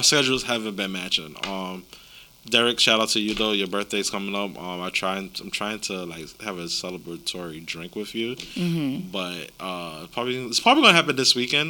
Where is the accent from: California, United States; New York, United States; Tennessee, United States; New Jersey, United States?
New York, United States; New York City; We come from Queens.